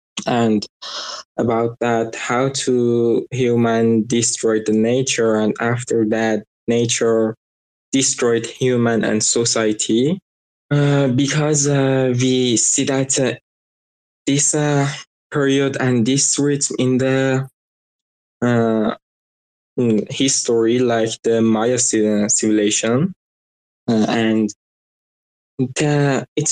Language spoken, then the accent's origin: English; Iran; English is a second language; I'm from Iran